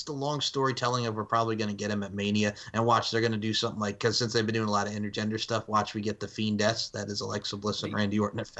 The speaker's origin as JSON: {"language": "English", "area": "Long Island", "region": "New York", "country": "United States", "tie": "born or raised there", "said": "as a young man growing up on Long Island, New York"}